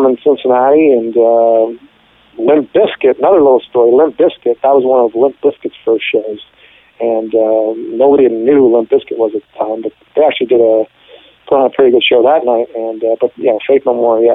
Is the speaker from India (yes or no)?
no; Ottawa, Ontario, Canada; now in San Francisco, United States; I grew up in Ottawa